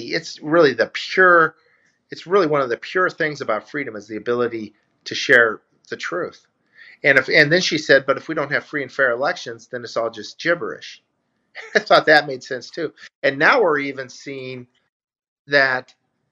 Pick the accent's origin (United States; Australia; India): United States; Iowa; I grew up in Iowa